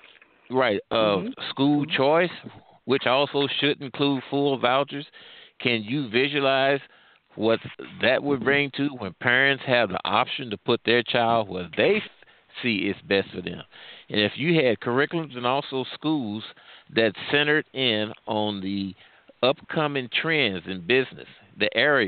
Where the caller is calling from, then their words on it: St. Louis, Missouri, United States; I'm calling from the St. Louis area.